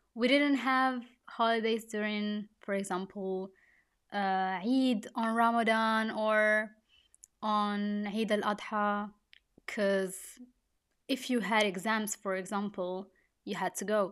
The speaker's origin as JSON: {"language": "English", "country": "Italy", "tie": "born or raised there", "said": "I was born and I grew up in Italy"}